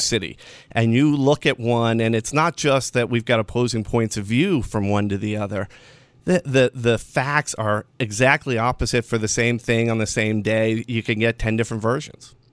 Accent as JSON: {"language": "English", "region": "Western New York", "country": "United States", "tie": "born or raised there", "said": "I grew up in Western New York at a time when everything was awful"}